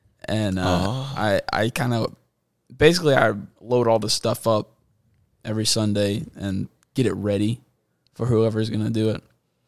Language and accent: English; Clinton, Mississippi, United States; I am from Clinton, Mississippi. I was kind of been here my entire life. It's kind of like Madison without all the bricks